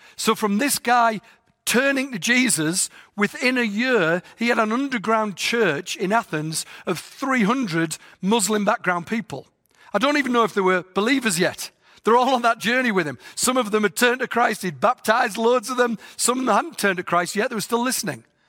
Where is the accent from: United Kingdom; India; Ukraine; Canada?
United Kingdom; England; moved away; I've got a funny voice 'cause I'm from England.